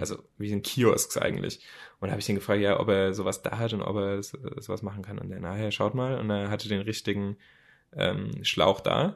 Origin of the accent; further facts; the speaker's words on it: Mannheim, Baden-Württemberg, Germany; von Monheim, Mannheim, mein, meiner Heimat